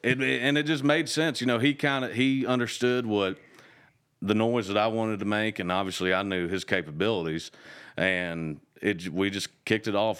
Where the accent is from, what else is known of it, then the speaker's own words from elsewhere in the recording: Kentucky, United States; moved away; growing up in Kentucky